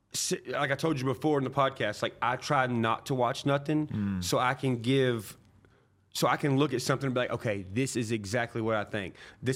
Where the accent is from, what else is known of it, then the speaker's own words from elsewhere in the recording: Nashville, Tennessee, United States; growing up around Nashville, everybody who goes in those buildings and comes out, like, I shoot pool with them.